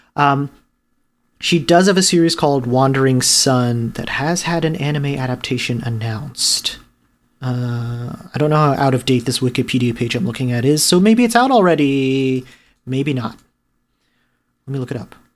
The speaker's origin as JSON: {"language": "English", "region": "New Jersey", "country": "United States", "tie": "born or raised there", "also_born_or_lived": "New York City", "said": "I moved to New Jersey in the middle of second grade"}